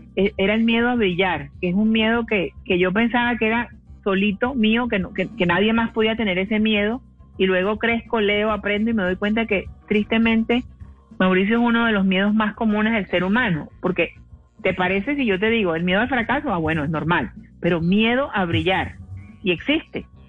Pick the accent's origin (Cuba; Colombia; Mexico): Colombia; Cartagena, Bolívar; Yo soy de Cartagena